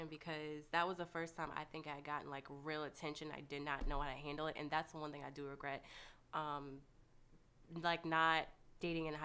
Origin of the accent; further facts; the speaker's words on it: Fort Myers, Florida, United States; also born or lived in Michigan / Ohio; I grew up everywhere. I grew up in Florida, Michigan, Ohio. I've been everywhere.